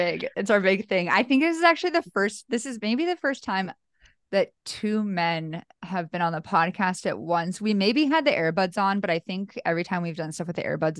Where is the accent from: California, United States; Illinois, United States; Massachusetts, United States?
California, United States; Bay Area; I'm from the Bay Area